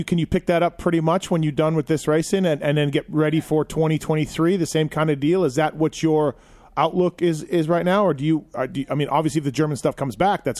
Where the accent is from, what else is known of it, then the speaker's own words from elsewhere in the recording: Canada; now in United States; I'm from Canada, right? So I came down a long time ago. So I'm practically half American now.